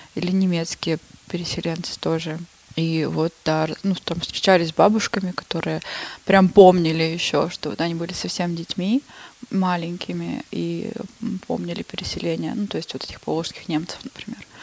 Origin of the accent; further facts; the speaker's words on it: Shushenskoye, Krasnoyarsk Krai, Russia; moved away as an adult; also born or lived in Saint Petersburg; уехала я оттуда в Шушинское. Это мое родное село